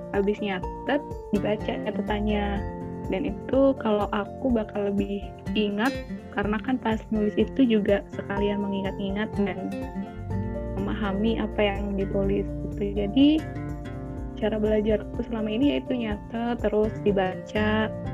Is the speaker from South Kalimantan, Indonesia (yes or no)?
no; Batu, East Java, Indonesia; Aku asli dari Kota Batu